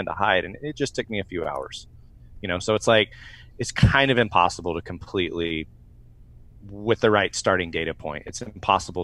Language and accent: English; United States; being an American